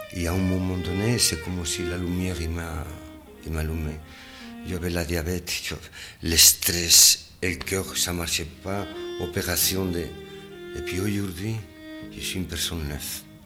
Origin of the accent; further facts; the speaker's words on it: Spain; French is a second language; now in Switzerland; Je suis né en Espagne et je habite à Linerol